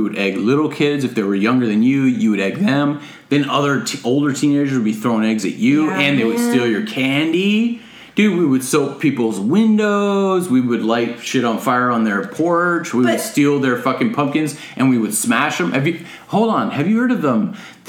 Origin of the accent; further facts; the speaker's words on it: Midwest, United States; I'm from the Midwest.